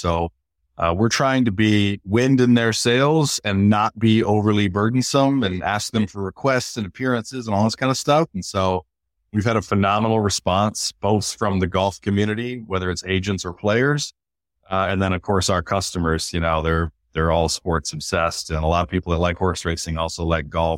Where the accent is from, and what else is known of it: Michigan, United States; born or raised there; moved away; also born or lived in Baltimore